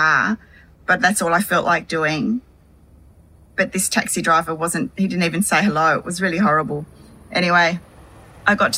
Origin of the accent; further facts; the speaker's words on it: Hobart, Tasmania, Australia; also born or lived in Devonport, Tasmania; I was born in December of 1966 in Devonport, Tasmania, and adopted and raised in Hobart.